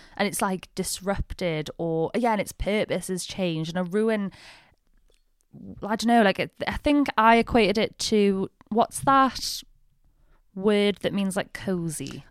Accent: the north of England, United Kingdom; I'm British. I very much identify as, like, a Northern English person.

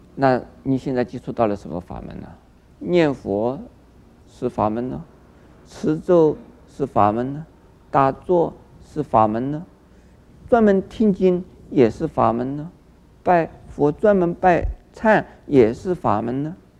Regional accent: Taiwan; 我们台湾人什么都喜欢吃

